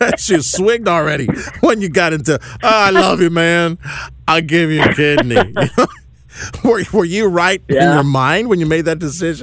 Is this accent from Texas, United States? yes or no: yes; Houston, Texas, United States; Growing up in Houston, close enough to Louisiana, that's where I developed my love of gumbo and some of the Louisiana seafood up there.